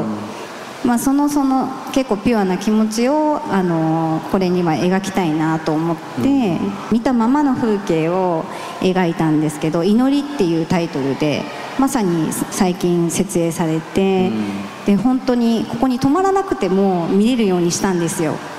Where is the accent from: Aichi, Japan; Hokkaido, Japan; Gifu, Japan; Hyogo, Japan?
Hyogo, Japan; Awaji Island; 私あの出身が淡路島